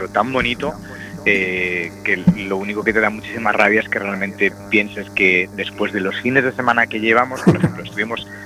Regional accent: Galicia, Spain; no es que intente pecar de vanidad o de falsa humildad cuando digo con Galicia, porque yo soy gallego de pro

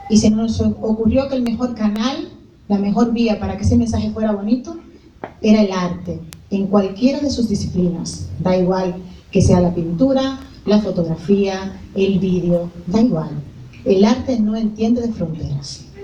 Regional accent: Dominican Republic; me di cuenta qué tanto de africana tengo siendo dominicana.

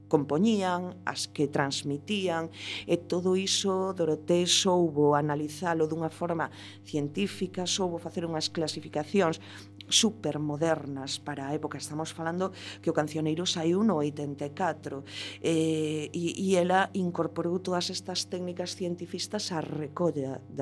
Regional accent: Galicia, Spain

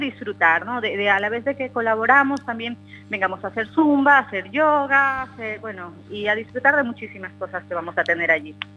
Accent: Ecuador; now in Spain; la mayoría somos ecuatorianos

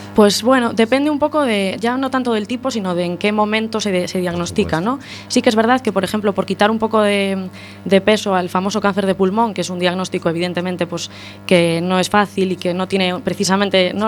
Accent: Santiago de Compostela, Galicia, Spain; moved away as an adult; now in A Coruña, Spain; yo soy de Santiago

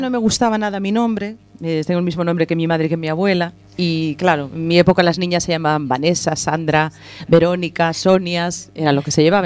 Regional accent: Galicia, Spain; como soy gallega

